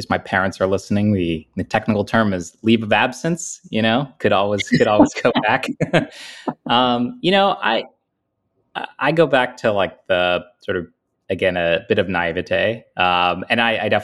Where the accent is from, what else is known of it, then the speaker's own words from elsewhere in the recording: United States; born there; I was born in America to parents who, you know, had valued education.